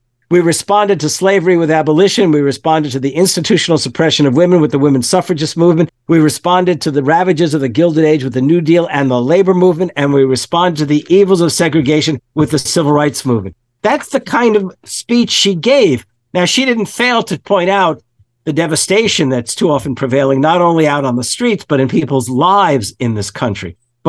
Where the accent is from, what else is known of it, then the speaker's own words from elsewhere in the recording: New York, United States; growing up on the Lower East Side of New York as this, you know, young Jewish kid